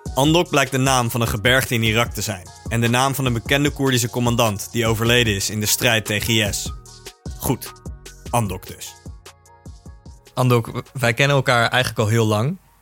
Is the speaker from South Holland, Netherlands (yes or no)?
yes; The Hague, South Holland, Netherlands; We komen uit Den Haag